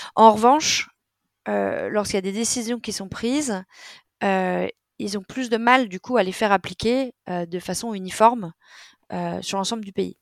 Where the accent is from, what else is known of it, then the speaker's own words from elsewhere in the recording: France; moved away as an adult; now in Sweden; On a une façon en tant que Français d'être très direct